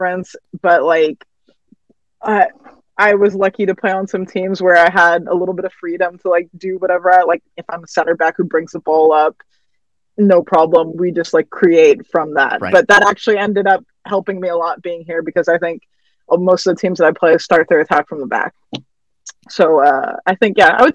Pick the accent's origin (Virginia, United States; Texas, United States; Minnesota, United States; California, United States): Texas, United States; Arlington; moved away as an adult; now in Iceland; me growing up in Texas